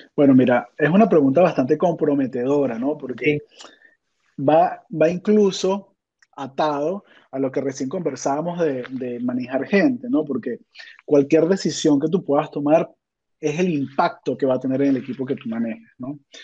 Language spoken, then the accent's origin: Spanish; Venezuela; yo soy de Venezuela